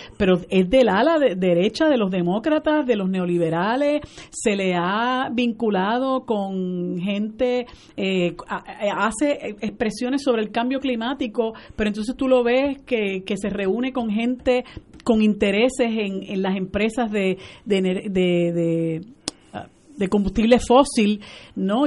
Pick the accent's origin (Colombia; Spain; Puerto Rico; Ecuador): Puerto Rico; la gran mayoría de nosotros los puertorriqueños y puertorriqueñas somos eso, puertorriqueños